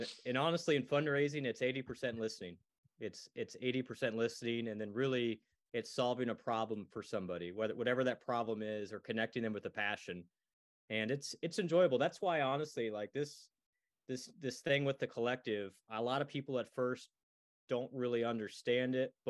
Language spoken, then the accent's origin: English; Iowa, United States; born there; So I was born in the University of Iowa hospitals.